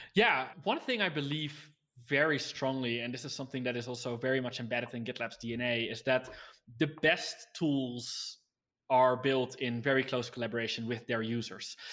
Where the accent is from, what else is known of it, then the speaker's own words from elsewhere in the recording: Netherlands; I was from the Netherlands